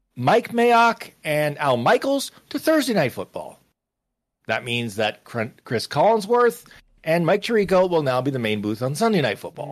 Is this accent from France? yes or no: no; Canada; I was raised to follow puck as a youngster, 'cause I'm Canadian